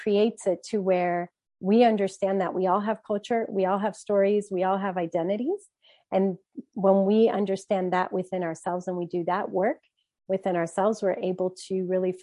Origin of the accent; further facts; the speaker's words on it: Brazil; now in Maryland, United States; I'm from Brazil